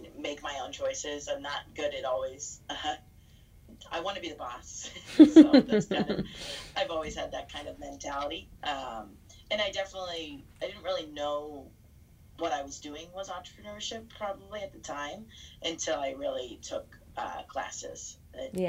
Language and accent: English; Cincinnati, Ohio, United States; moved away as an adult; now in Chicago, United States; I grew up in Cincinnati, Ohio